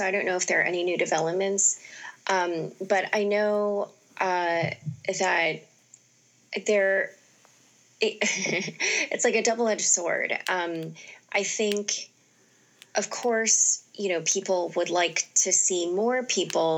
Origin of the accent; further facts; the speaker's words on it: Northeast Ohio, United States; moved away as an adult; also born or lived in Youngstown, Ohio / Cleveland area, Ohio / Stanford, California; I grew up in Northeast Ohio